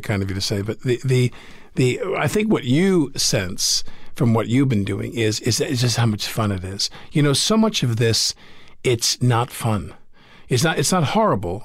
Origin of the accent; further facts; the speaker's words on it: Massapequa, New York, United States; Growing up in Massapequa